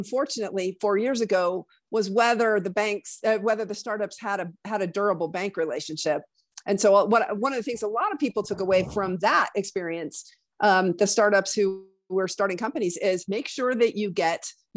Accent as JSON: {"language": "English", "town": "Laramie", "region": "Wyoming", "country": "United States", "also_born_or_lived": "New York City area", "moved": "yes", "said": "I'm from Laramie"}